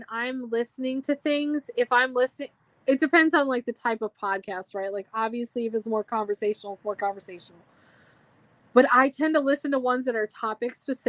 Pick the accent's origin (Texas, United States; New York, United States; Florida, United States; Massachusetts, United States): Massachusetts, United States; Boston; accent: Boston; my Boston accent, which I didn't even know I had